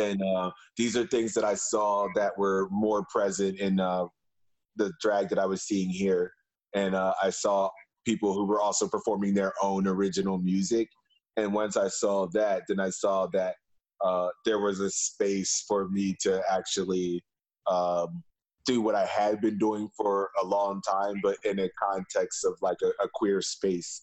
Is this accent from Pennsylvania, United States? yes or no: yes; Philadelphia, Pennsylvania, United States; now in Berlin, Germany; as a Philadelphian